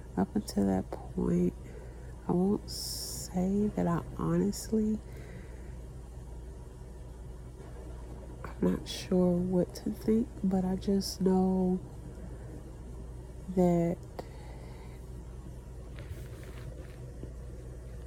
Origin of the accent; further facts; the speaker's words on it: Texas, United States; I'm from Texas